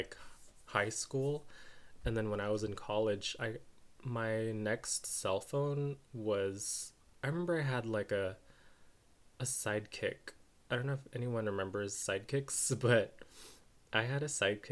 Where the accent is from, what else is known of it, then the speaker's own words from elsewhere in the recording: United States; I'm Filipino American